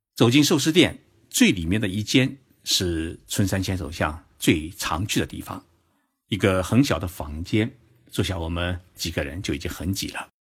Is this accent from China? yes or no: yes; Zhoushan, Zhejiang, China; now in Japan; 是我的老家 浙江舟山市